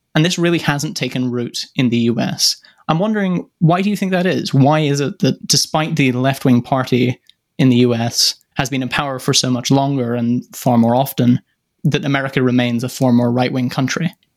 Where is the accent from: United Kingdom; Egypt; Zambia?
United Kingdom; my home country, the United Kingdom